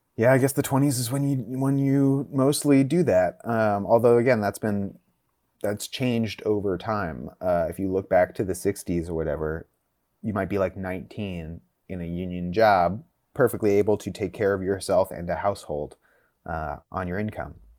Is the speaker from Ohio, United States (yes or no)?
no; Northern California, United States; I grew up in Northern California